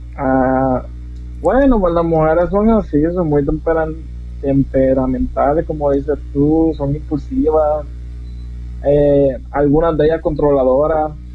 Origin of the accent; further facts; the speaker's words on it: Yauco, Puerto Rico; now in United States; soy originario del pueblo de Huanga, Puerto Rico. Nací en Yauco, Puerto Rico. Originalmente soy puertorriqueño, pero vivo en Estados Unidos.